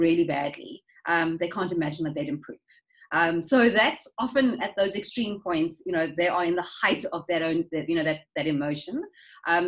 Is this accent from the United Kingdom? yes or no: no; South Africa; as South Africans